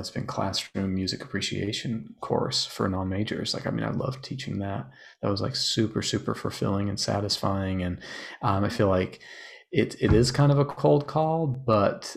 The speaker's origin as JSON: {"language": "English", "region": "Utah", "country": "United States", "tie": "born or raised there", "said": "I grew up in Utah"}